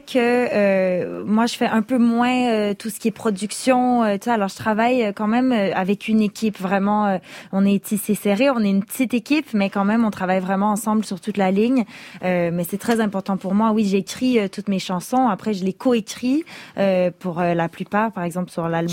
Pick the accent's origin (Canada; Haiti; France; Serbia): Canada; Quebec; first language French; j'ai grandi au Québec, ma, langue première est le français